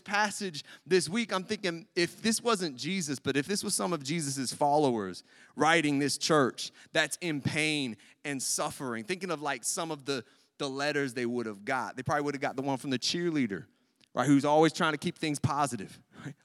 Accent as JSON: {"language": "English", "country": "United States", "said": "As American Christians in our culture"}